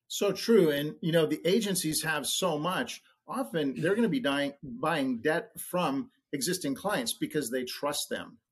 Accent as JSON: {"language": "English", "region": "Oregon", "country": "United States", "said": "I'm from Oregon"}